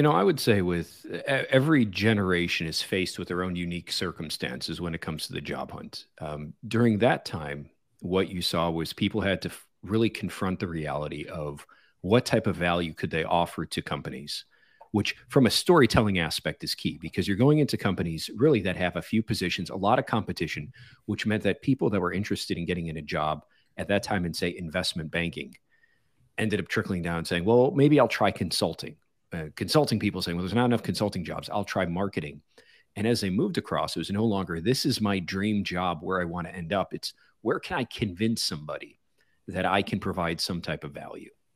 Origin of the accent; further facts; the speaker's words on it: Chicago, Illinois, United States; moved away as an adult; also born or lived in Los Angeles / Silicon Valley; pulled me out of my hometown of Chicago into Los Angeles